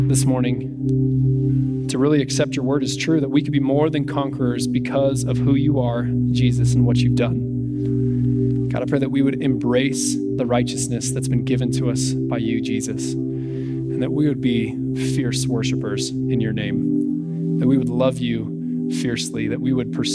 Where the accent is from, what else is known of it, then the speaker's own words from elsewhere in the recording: United States; as Americans